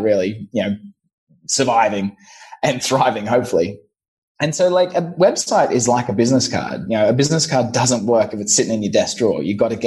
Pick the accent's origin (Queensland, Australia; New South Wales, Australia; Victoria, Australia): Queensland, Australia; Brisbane; moved away as an adult; also born or lived in London; I'm originally from Brisbane, Australia